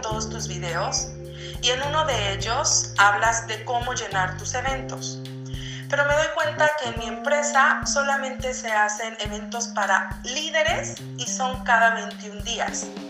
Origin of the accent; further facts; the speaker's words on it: Peru; soy de Perú